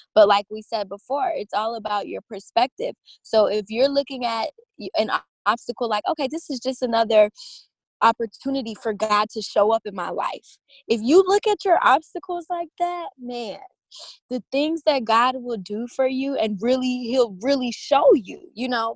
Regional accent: Baton Rouge, Louisiana, United States; I was born on September 25th, 1996, in Baton Rouge, Louisiana

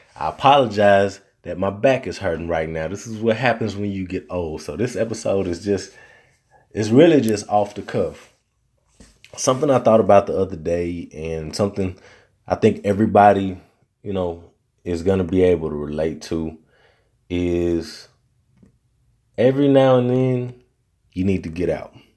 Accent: Arkansas, United States; accent: Southern; moved away as an adult; now in Texas, United States

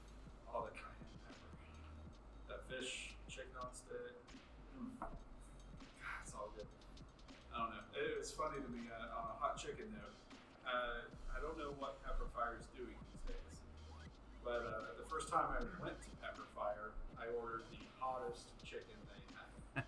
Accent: Nashville, Tennessee, United States; I grew up on Bolton's and Prince's here

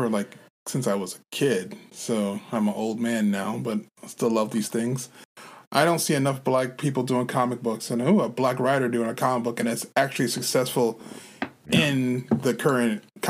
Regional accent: New York, United States; I'm from New York.

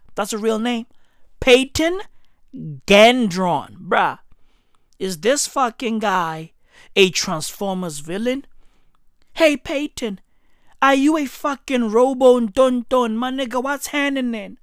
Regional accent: Johannesburg, Gauteng, South Africa; I'm from Johannesburg. I'm recording this shit in Johannesburg, South Africa

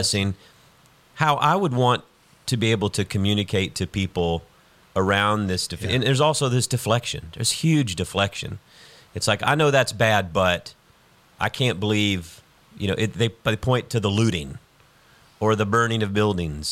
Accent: South Georgia, United States; now in Houston, United States; I grew up in the Deep South as well, South Georgia.

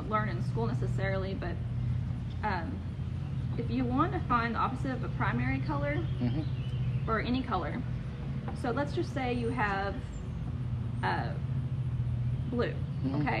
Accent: Pauls Valley, Oklahoma, United States; I uh, practically am a Garvin County girl. I was born in Pauls Valley, uh, went to school at Wynnewood, and I live in Elmore.

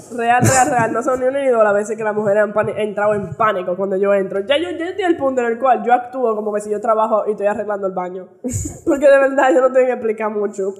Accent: United States; Yo crecí en Estados Unidos

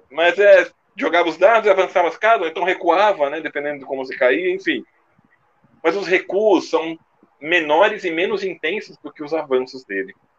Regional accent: São Paulo, Brazil; eu como paulista

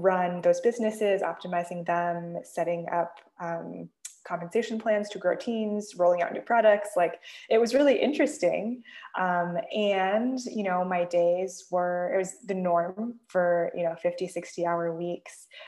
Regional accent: the Bay Area, California, United States; I grew up in the Bay Area

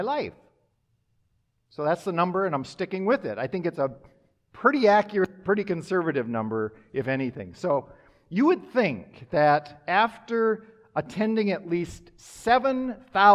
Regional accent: Minnesota and Wisconsin, Midwest, United States; now in Wichita, United States; I grew up in a parsonage in Minnesota and Wisconsin.

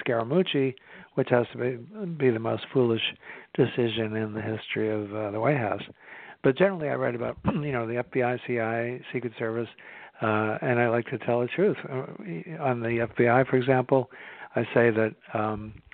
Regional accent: Belmont, Massachusetts, United States; moved away; I grew up in Belmont, Massachusetts, which is just outside of Boston near Cambridge

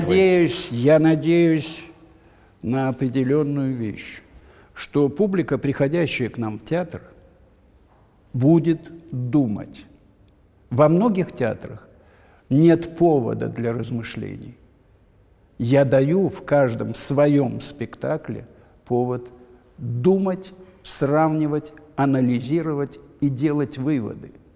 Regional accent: Odesa, Odesa Oblast, Ukraine; moved away as an adult; now in Moscow, Russia; я одессит

